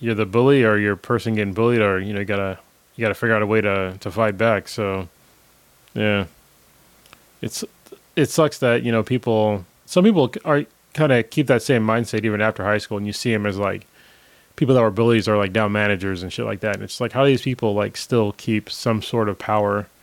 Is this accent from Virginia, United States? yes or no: no; Newark, California, United States; I grew up in Newark